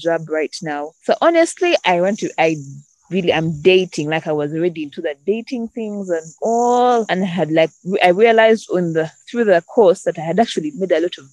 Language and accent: English; Uganda; I am from Uganda.